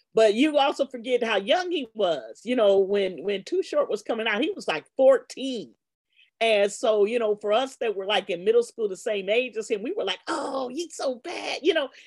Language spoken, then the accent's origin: English; Los Angeles, California, United States; also born or lived in Worcester, Massachusetts; I grew up in Baldwin Hills